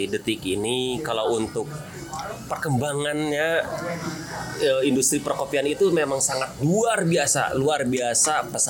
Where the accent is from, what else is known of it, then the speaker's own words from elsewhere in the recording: Singaparna, West Java, Indonesia; now in Bandung, Indonesia; Kebetulan saya aslinya dari Tasikmalaya, Pak, dari Singaparna.